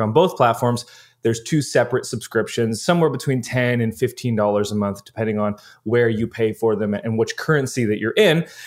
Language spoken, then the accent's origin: English; Canada; as a Canadian